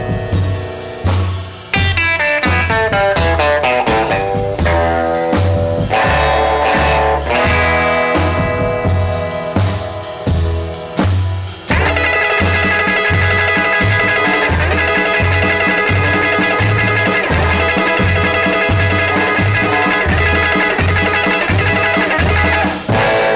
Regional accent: Marin County, California, United States; I'm from Marin County

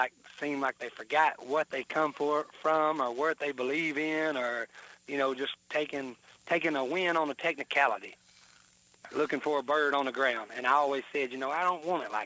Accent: Joiner, Arkansas, United States; also born or lived in Memphis, Tennessee; And so we moved over there to the little town, Joyner.

